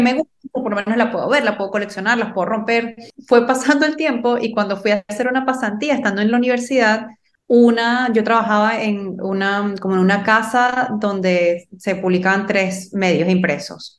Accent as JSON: {"language": "Spanish", "country": "Venezuela", "first_language": "Spanish", "moved": "as an adult", "lives_now": "Miami, United States", "said": "yo soy venezolana, Ahora les hablo desde Miami, estoy viviendo aquí desde el 2016"}